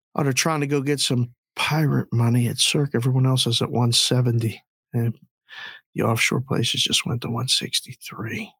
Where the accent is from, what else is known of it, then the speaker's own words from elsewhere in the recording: United States; also born or lived in Curacao; living and growing up in the United States